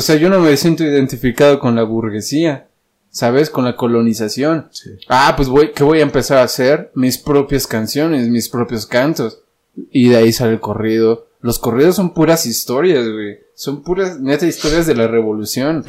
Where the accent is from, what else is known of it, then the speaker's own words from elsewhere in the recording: Dolores Hidalgo, Guanajuato, Mexico; yo soy de Dolores